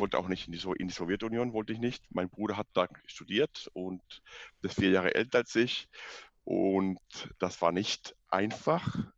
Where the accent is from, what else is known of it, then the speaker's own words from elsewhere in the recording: Cuba; German is a second language; moved away as an adult; also born or lived in Dresden; ich bin in Kuba geboren, aufgewachsen, Abitur in Kuba gemacht.